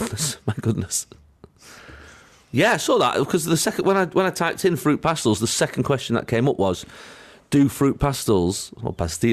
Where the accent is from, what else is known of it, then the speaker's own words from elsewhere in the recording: England, United Kingdom; we're English, aren't we? We're English